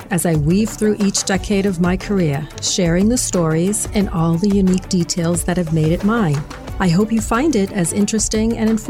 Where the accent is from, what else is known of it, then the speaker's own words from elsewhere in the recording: Lawrence, Massachusetts, United States; I did. And then going to school, uh, you know, for design, which was actually on Newbury Street, I'd always go into the little shops and see things